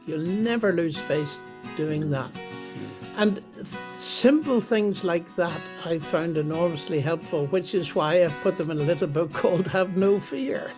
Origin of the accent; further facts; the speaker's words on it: Northern Ireland, United Kingdom; I was born in Northern Ireland, but my ancestry is the same as yours. It's Scottish, uh, Lowland Scots.